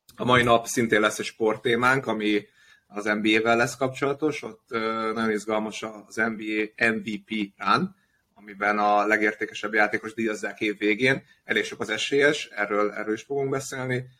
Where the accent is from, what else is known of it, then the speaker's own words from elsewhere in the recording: Budapest, Hungary; budapesti kosaras gyerekként